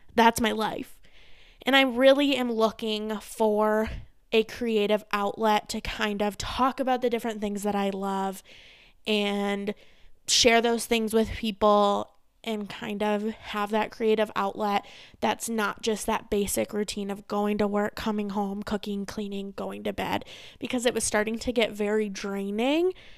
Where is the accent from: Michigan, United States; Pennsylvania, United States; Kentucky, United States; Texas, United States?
Michigan, United States; Saginaw; moved away as an adult; now in Arizona, United States; I'm originally from Michigan. I was born in Saginaw, Michigan.